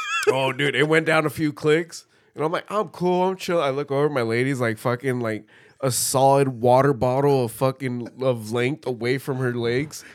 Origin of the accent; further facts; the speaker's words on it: California, United States; as a Californian